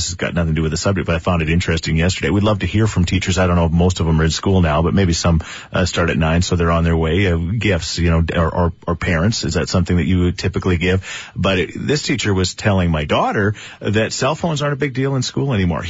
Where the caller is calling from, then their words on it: Edmonton, Alberta, Canada; So we're calling you from Edmonton, Alberta.